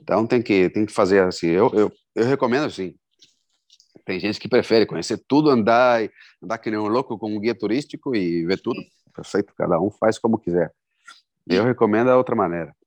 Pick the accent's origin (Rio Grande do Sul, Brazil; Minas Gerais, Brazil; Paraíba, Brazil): Rio Grande do Sul, Brazil; Porto Alegre; moved away as an adult; also born or lived in Novo Hamburgo, Brazil; now in Vigo, Spain; eu sou de Porto Alegre, morava em Novo Hamburgo. Quando eu vim para cá, eu estava morando em Novo Hamburgo. Uhum. De, já fazia, eu estava morando em Novo Hamburgo desde 94. Uhum. Então, desde os 14 anos